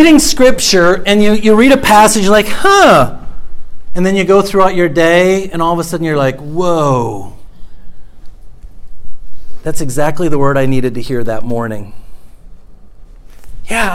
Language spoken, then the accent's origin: English; Minnesota, United States; I was from Minnesota